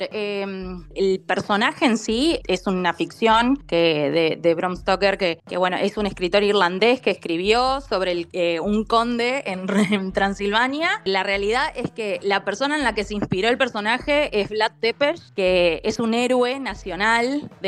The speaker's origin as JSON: {"language": "Spanish", "country": "Argentina", "said": "Nosotros siendo argentinos y estando acostumbrados a las distancias inmensas que tiene nuestro país"}